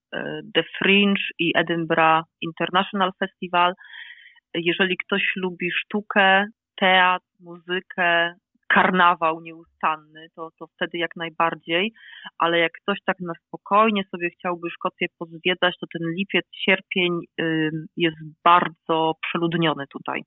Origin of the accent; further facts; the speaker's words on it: Poland; moved away as an adult; now in Scotland; Ja wyjechałam z Polski tuż po studiach